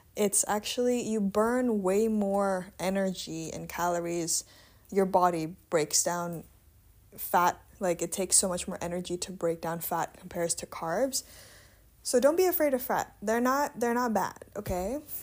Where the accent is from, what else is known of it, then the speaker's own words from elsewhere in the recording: Indonesia; now in Netherlands; I was born and raised in Indonesia